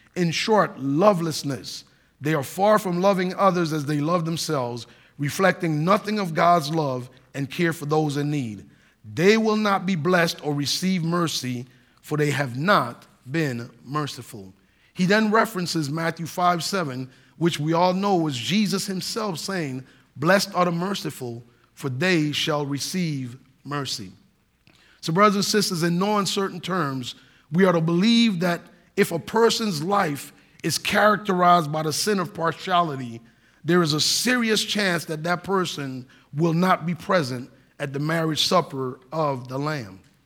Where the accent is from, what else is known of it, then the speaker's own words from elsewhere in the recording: Saint Croix, U.S. Virgin Islands; moved away; growing up in the United States Virgin Islands on the island of Saint Croix, I'm an American citizen